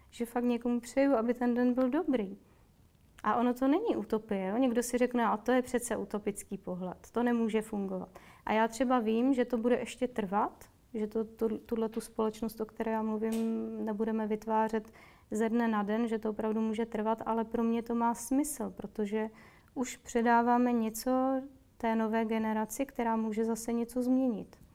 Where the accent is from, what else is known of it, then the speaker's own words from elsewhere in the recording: Moravia, Czechia; now in Prague, Czechia; Já jsem z Moravy, tam je to trochu jinak, tam my udržujeme oční pohled.